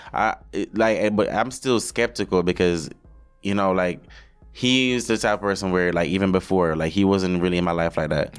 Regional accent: Jamaica; moved away as an adult; also born or lived in Hanover, Jamaica / Montego Bay, Saint James, Jamaica; now in New York, United States; my life growing up in Jamaica

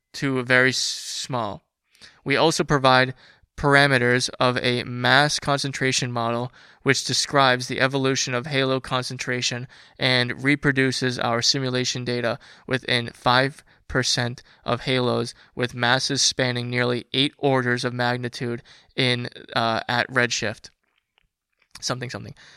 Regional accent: United States; being American

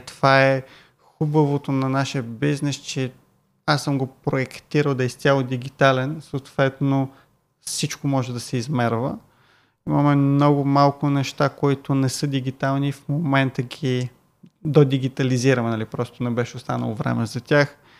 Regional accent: Bulgaria; викам от България

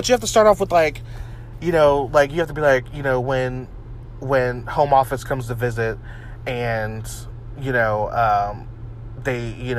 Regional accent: Canada; I only watch G-rated movies and don't drink pop. You know, and I'm from Canada.

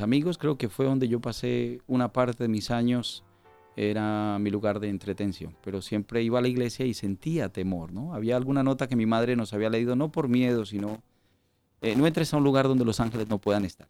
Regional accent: Colombia; moved away as an adult; also born or lived in Valencia, Spain; now in Spain; nací en el país de Colombia, eh, mis padres también natales de Colombia. Eh, ingresé aquí a España en el año 2000.

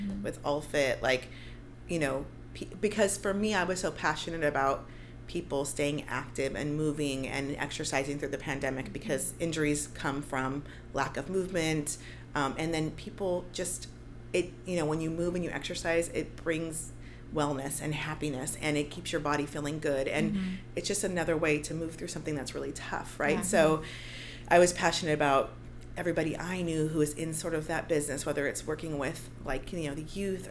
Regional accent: South Bay, Los Angeles, California, United States; also born or lived in San Francisco / San Pedro; I grew up in the South Bay. I went to Bishop Montgomery High School.

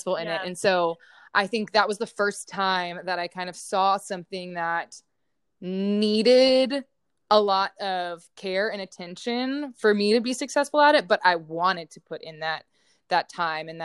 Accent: Houston, Texas, United States; now in Austin, United States; I'm originally from Houston, Texas

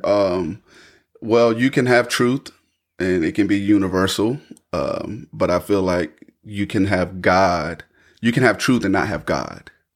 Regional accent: Raeford, North Carolina, United States; born and raised in Rayford, North Carolina. I still reside here in Rayford, North Carolina

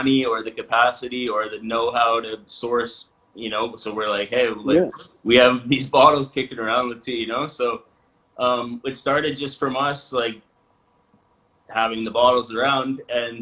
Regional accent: Vernon, British Columbia, Canada; a store in Vernon where we're from

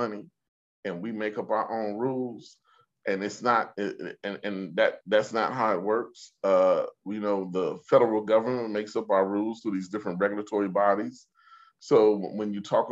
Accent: Sioux Falls, South Dakota, United States; growing up in Sioux Falls, South Dakota

